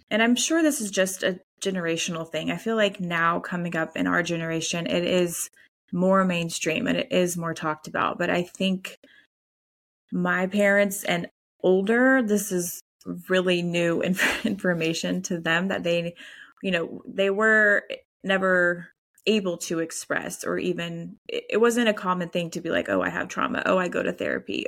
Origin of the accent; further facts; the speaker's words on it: the Bible Belt, United States; we're from the Bible Belt